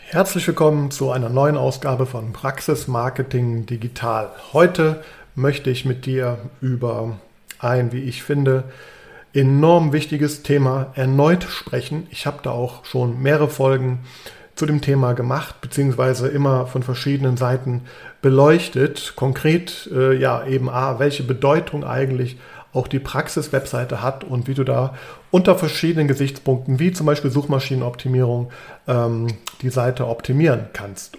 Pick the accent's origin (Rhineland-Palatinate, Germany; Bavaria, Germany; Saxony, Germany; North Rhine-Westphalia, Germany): North Rhine-Westphalia, Germany; Düsseldorf; moved away as an adult; also born or lived in Trier / Frankfurt; now in Bonn, Germany; ich bin in Düsseldorf aufgewachsen